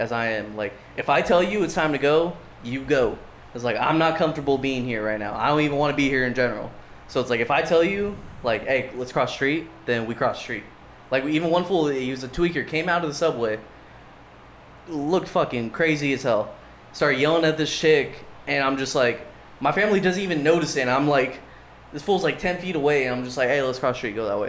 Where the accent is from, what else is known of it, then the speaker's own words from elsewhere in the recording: California, United States; I'm from California